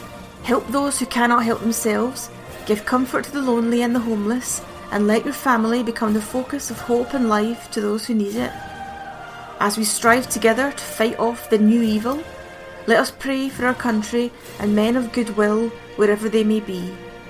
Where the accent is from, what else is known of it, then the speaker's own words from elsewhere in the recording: Glasgow, Scotland, United Kingdom; accent: Glasgow; It will be done in my Glasgow accent.